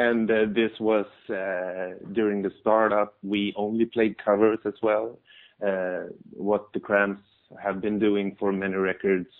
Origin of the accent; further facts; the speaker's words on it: Sweden; We're Swedish